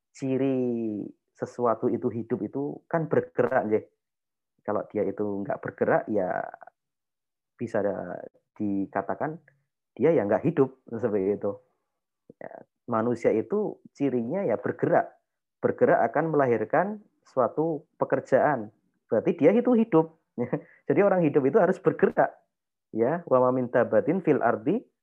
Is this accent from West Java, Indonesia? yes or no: no; Yogyakarta, Special Region of Yogyakarta, Indonesia; saya orang Jawa nggih, maksudnya saya orang Jogja.